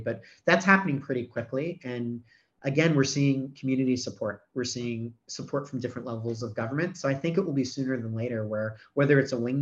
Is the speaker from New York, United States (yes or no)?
yes; New York City, New York, United States; now in Australia; I was born in New York City